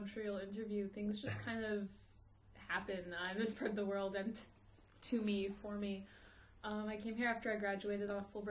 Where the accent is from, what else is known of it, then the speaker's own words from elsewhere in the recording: Rockville, Maryland, United States; moved away as an adult; also born or lived in Jerusalem; now in Amman, Jordan; from Rockville, Maryland.